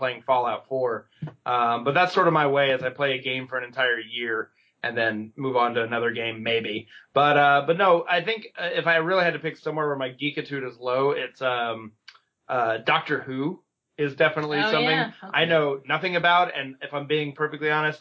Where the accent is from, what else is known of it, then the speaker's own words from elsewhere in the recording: Valdosta, Georgia, United States; now in Los Angeles, United States; I am from a small town called Valdosta, near the Florida border.